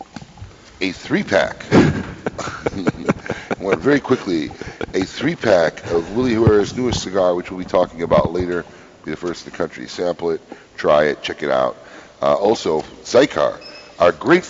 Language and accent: English; Chicago, Illinois, United States; now in Florida, United States; I'm originally from Chicago